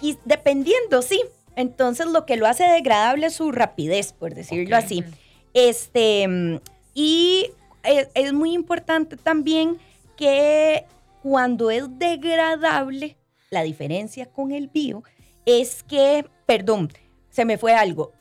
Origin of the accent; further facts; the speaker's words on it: Costa Rica; como ticos también necesitamos